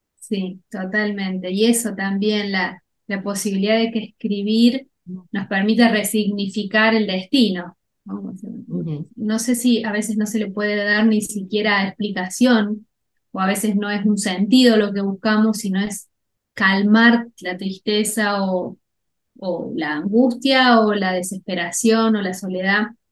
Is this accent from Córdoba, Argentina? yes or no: yes; Cruz del Eje, Córdoba, Argentina; yo soy de Cruz del Eje